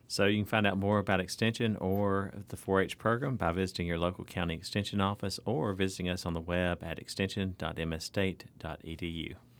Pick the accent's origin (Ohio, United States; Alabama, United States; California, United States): Alabama, United States; North; my hometown, uh, where I grew up in North Alabama